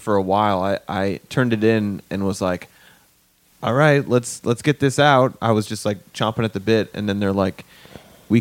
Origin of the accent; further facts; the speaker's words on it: Midwest, United States; accent: Midwestern; normal Midwestern English is what my accent